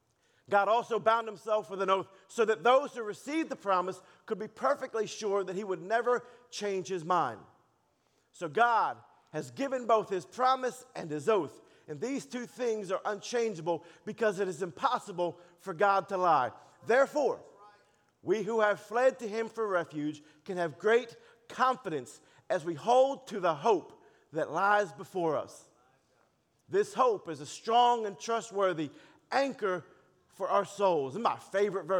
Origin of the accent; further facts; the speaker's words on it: Baltimore, Maryland, United States; also born or lived in Dallas, United States; now in Texas, United States; I was born and raised in Baltimore